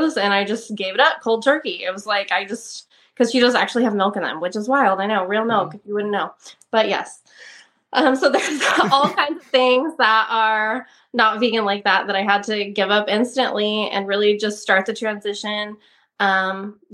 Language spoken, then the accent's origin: English; Turlock, California, United States; also born or lived in Ballico, California / Ceres, California; I was born in Turlock. I lived there till I was about 11 years old, and my family up and moved to a almond ranch in Balico